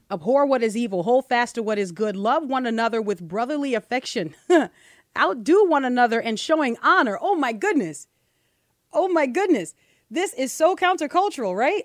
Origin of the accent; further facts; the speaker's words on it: New Orleans, Louisiana, United States; a black girl growing up in New Orleans without her father